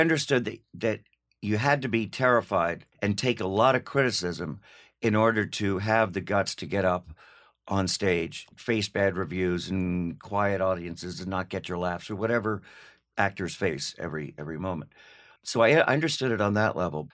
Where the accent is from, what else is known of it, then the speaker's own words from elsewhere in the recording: Los Angeles, California, United States; also born or lived in New York City, New York / New York City (later as adult); when I was two, we moved to L A.